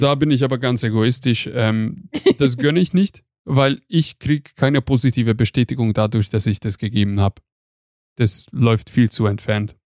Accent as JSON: {"language": "German", "country": "Hungary", "moved": "yes", "said": "ich komme aus Ungarn"}